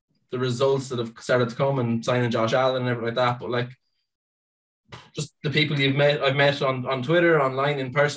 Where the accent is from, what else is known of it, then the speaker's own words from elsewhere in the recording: Ireland; I am from Ireland.